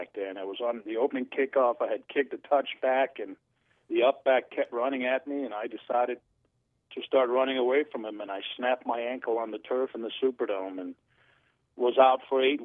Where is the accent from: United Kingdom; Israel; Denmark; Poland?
Denmark; moved away; I'm from Denmark